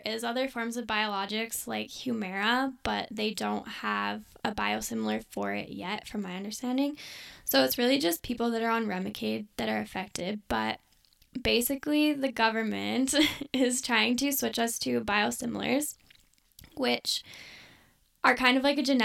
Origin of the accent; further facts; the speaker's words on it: Airdrie, Alberta, Canada; moved away as an adult; also born or lived in Saskatchewan; I go to school in Saskatchewan, but I'm from Airdrie.